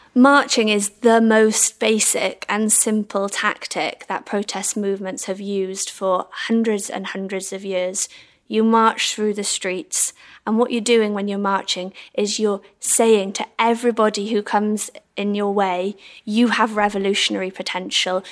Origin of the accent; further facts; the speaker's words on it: Swansea, Wales, United Kingdom; now in London, United Kingdom; I'm from Swansea